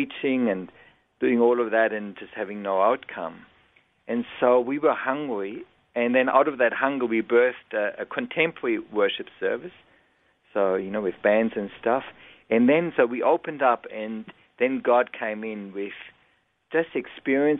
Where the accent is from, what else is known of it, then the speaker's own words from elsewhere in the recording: Germany; English is a second language; moved away as an adult; now in Australia; I was born and raised in Germany, came out when I was 20 years old